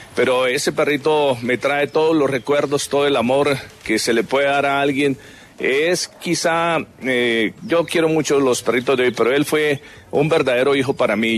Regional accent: La Palma, Cundinamarca, Colombia; moved away; also born or lived in Bogotá / Bucaramanga; Yo desde que nací tenía un perrito en La Palma de Cundinamarca, que es mi pueblo

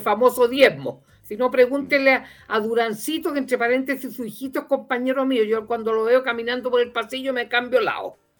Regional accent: Chile; los chilenos

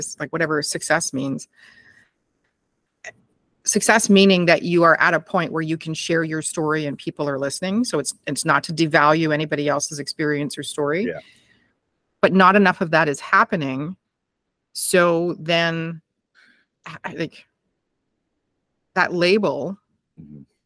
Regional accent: Canada; I'm so Canadian

